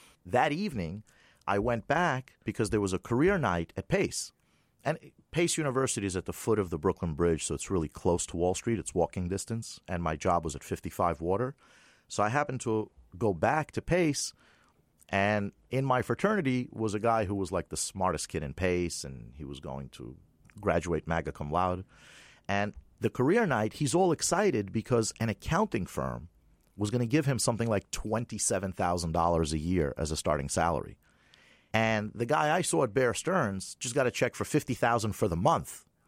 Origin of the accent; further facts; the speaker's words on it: Moscow, Russia; born there; moved away; I was born in Moscow, 1966. I immigrated with my family. We left as political refugees. We had to pay to give up our Soviet passports. And, you have to understand, being Jewish in the Soviet Union wasn't exactly a prize.